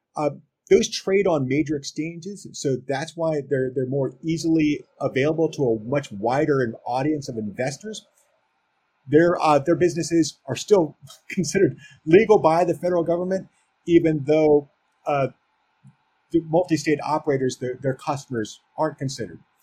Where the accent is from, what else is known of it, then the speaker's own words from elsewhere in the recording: Maryland, United States; my home state of Maryland